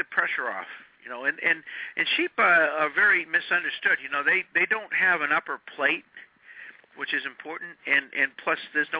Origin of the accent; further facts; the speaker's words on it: New Hampshire, United States; Whenever I hear butterball, I think of fondly of my early days growing up in New Hampshire.